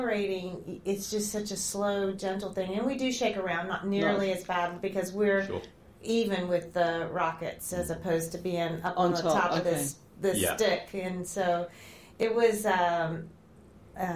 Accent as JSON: {"language": "English", "town": "Augusta", "region": "Georgia", "country": "United States", "tie": "born or raised there", "said": "I grew up in Augusta, Georgia, watching airplanes take off and land"}